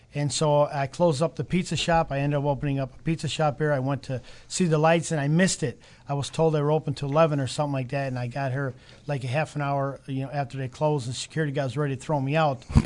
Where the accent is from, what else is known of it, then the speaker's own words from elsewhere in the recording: Chicago, Illinois, United States; moved away as an adult; also born or lived in Calabria, Italy; now in Broken Arrow, United States; I grew up in Chicago.